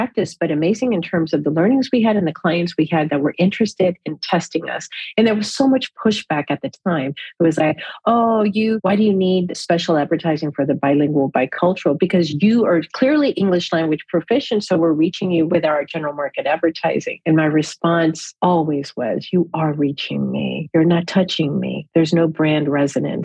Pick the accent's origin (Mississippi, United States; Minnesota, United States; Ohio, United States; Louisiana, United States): Louisiana, United States; New Orleans; also born or lived in Miami; I was born in Miami, raised in New Orleans